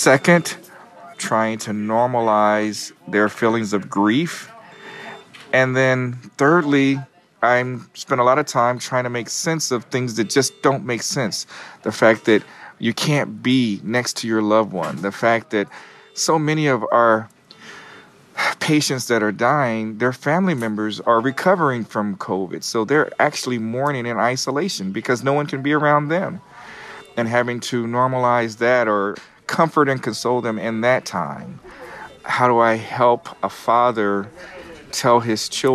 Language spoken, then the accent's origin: English; Kansas City, United States; moved away as an adult; now in New York, United States; I'm not originally from New York. I'm from Kansas City. I've been in New York for 16 years